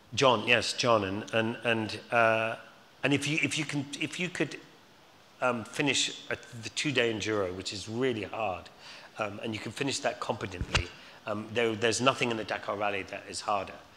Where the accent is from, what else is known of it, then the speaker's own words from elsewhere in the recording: Scotland, United Kingdom; also born or lived in London, United Kingdom; now in Surrey Hills, United Kingdom; being Scottish